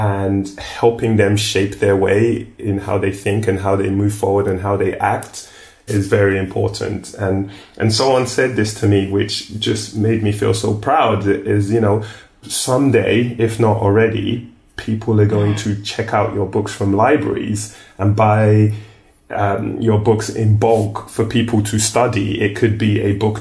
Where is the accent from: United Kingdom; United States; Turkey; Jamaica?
United Kingdom; London; moved away; also born or lived in Nigeria; I grew up in Streatham in South London